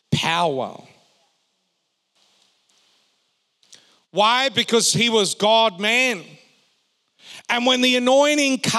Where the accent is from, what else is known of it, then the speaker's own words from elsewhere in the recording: Perth, Western Australia, Australia; We were growing up in Perth